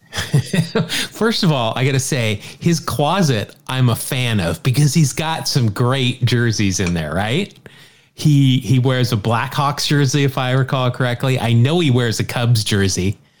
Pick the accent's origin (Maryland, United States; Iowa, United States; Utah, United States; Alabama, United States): Utah, United States; Salt Lake City; you and I grew up in Salt Lake City.